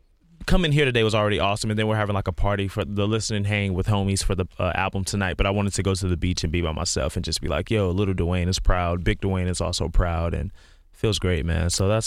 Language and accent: English; Houston, Texas, United States; I grew up in Houston, yeah.